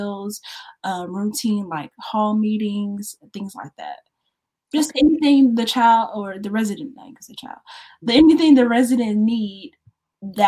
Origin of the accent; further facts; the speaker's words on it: Shreveport, Louisiana, United States; also born or lived in New Orleans, Louisiana; I'm from Shreveport, Louisiana